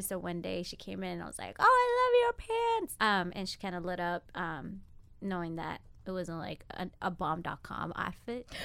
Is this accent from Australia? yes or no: no; Ethiopia; moved away; born and raised in Ethiopia, moved out here twenty years ago.